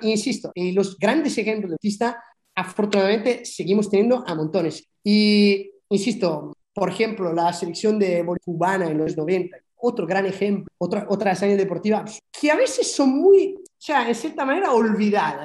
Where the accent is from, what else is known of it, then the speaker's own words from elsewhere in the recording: Milan, Lombardy, Italy; moved away; en las condiciones en que yo viví mi infancia en, en, Italia, en Milán